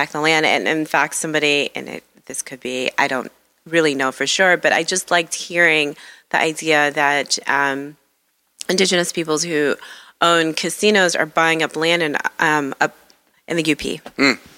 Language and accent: English; Detroit, Michigan, United States; You know, I'm I'm embarrassed to say that growing up in Detroit, I was not given the best impression of Upper Michigan.